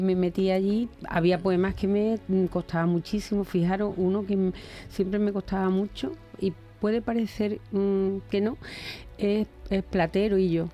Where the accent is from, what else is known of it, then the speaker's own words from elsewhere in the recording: Cabezas Rubias, Andalusia, Spain; en mi pueblo, en, bueno, en, mi pueblecito Cabeza Rubia, en Huelva, cuando era jovencita